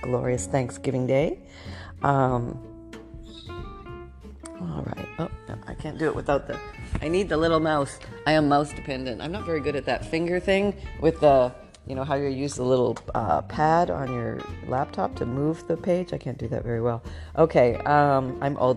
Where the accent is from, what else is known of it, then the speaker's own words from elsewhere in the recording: Canada; I was born in Canada right when we were going through the changeover.